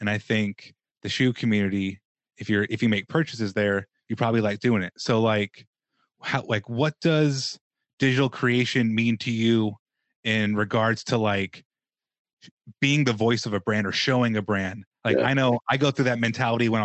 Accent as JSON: {"language": "English", "town": "Las Vegas", "region": "Nevada", "country": "United States", "tie": "born or raised there", "said": "I grew up in Vegas"}